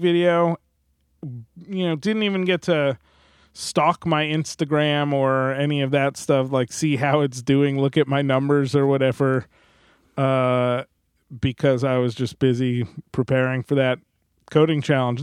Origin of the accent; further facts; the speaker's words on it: New Jersey, United States; moved away as an adult; I'm from New Jersey